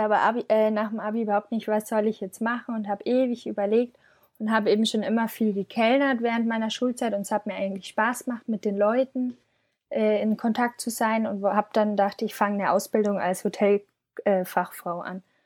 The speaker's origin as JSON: {"language": "German", "town": "Schongau", "region": "Bavaria", "country": "Germany", "tie": "born or raised there", "moved": "as an adult", "lives_now": "Munich, Germany", "said": "ich komme aus einem Dorf nähe München, Aha. eine Stunde südlich. Das ist äh, 12.000 Einwohner und genau, bin dort aufgewachsen"}